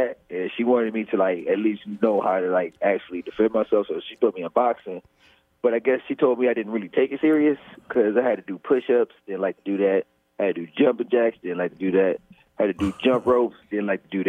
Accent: Cleveland, Ohio, United States; Cleveland, Ohio. City called St. Clair.

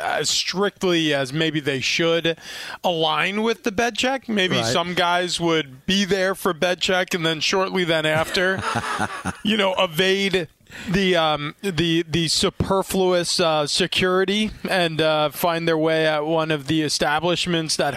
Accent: New York, United States; I grew up in New York

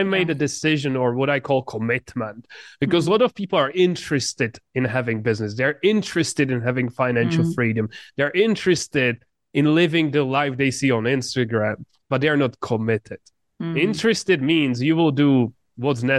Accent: Czechia; English is a second language; I grew up in just a very small town in the Czech Republic. English is not my first language

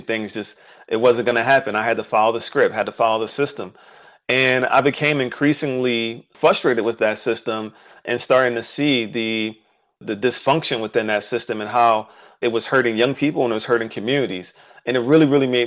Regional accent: Philadelphia, Pennsylvania, United States; I grew up in West Philly, inner city West Philly

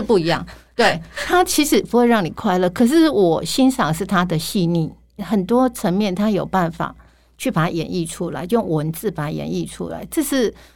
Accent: Lanyang, Yilan County, Taiwan; 用我的故乡，然后取名，啊，叫蓝洋

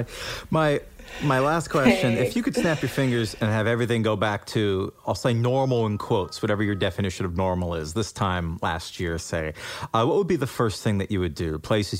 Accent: Lunenburg, Massachusetts, United States; moved away; I'm a New England boy myself.

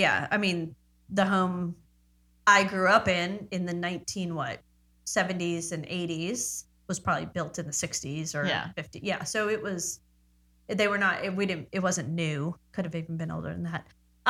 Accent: Baldwin, New York, United States; born or raised there

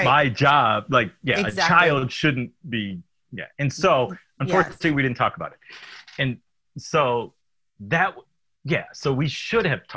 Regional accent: Detroit, Michigan, United States; moved away as an adult; I grew up in Detroit

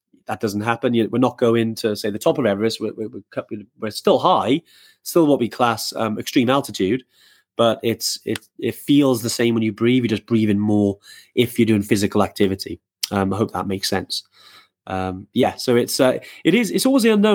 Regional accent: Wales, United Kingdom; obviously I'm from Wales

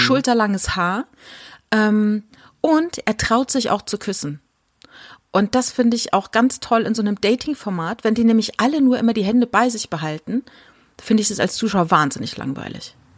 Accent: a village a few kilometres from Winden, Rhineland-Palatinate, Germany; moved away; das ist wenige Kilometer von dem Dorf entfernt, wo ich groß geworden bin

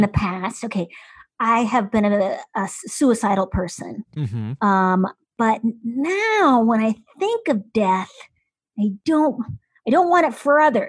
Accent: Midwest, United States; I am from the Midwest

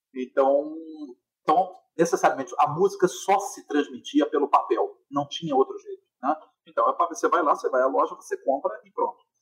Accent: Rio de Janeiro, Brazil; eu sou carioca, então, assim, desde muito cedo, frequentando concertos eh, no, no, no Rio

